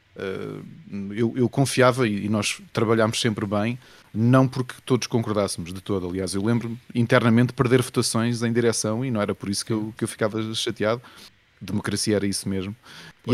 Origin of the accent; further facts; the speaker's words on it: Lisbon, Portugal; eu sou dos Olivais, okay. aqui tá em Lisboa